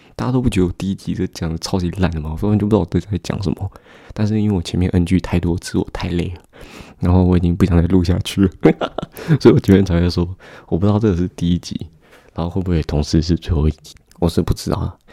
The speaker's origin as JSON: {"language": "Chinese", "region": "Taoyuan", "country": "Taiwan", "said": "我是来自桃园的高中生"}